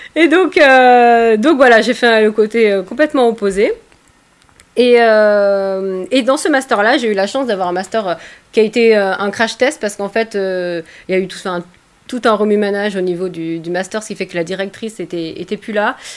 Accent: Provence-Alpes-Côte d'Azur, France; je viens des Alpes-Maritimes

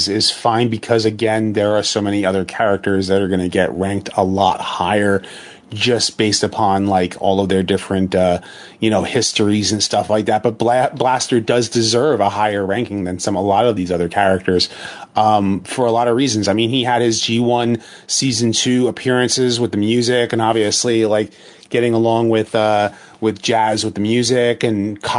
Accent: New York City, New York, United States; I'm a New Yorker

